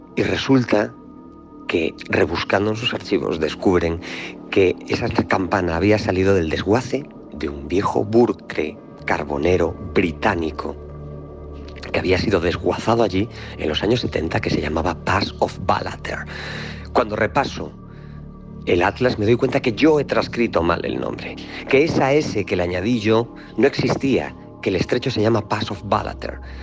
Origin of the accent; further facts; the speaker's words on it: Galicia, Spain; soy gallego